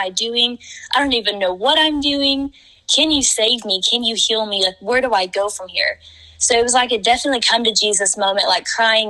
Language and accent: English; Vian, Oklahoma, United States; my hometown, Vian, Oklahoma